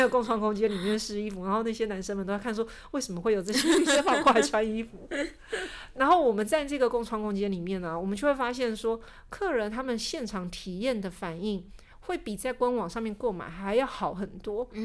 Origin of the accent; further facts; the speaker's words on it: Taiwan; 所以他们的版型跟我们台湾人的身形。就是有点不合亚洲台湾人的身形，我们的膝盖就是比较窄一点